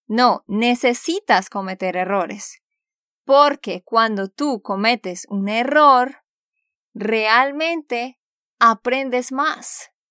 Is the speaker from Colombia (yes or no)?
yes; Santander, Colombia; de Santander, Colombia.